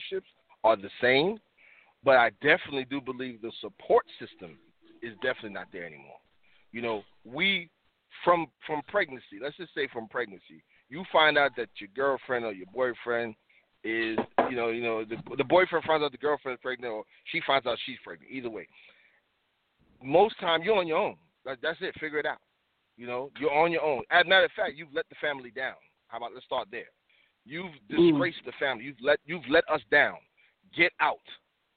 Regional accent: the South, United States; moved away; also born or lived in Harlem, New York / The Bronx, New York; growing up in the South as a young man, like the late 70s

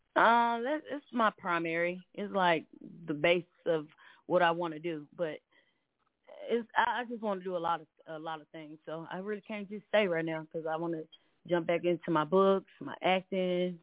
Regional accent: Nashville, Tennessee, United States; accent: country; I'm from Nashville, Tennessee, aka Countryville.

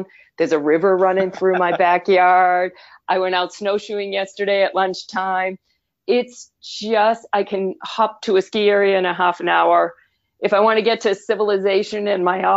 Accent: Boston, Massachusetts, United States; accent: Boston; moved away as an adult; now in Vermont, United States; I'm originally from Boston, as anyone listening may catch that Boston accent, despite having lived in Vermont for well over 25 years.

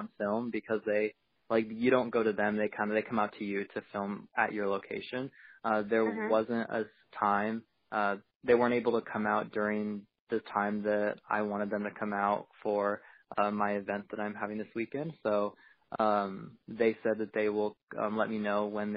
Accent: Portland, Oregon, United States; I'm from Portland, Oregon

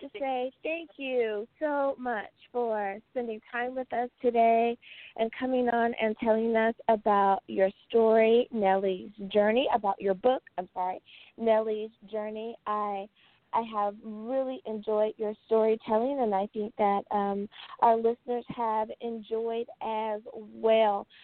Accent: United States; EUS of A, my home country

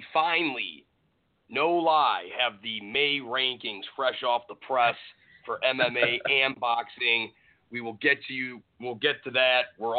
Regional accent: Cleveland, Ohio, United States; from Cleveland, my hometown

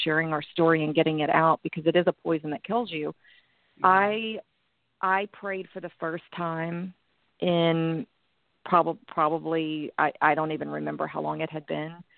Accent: Texas, United States; moved away as an adult; also born or lived in Los Angeles; I was running away from Texas

